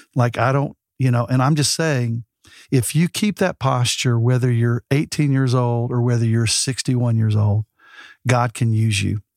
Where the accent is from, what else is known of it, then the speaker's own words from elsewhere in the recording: Alabama, United States; now in Texas, United States; I'm from Alabama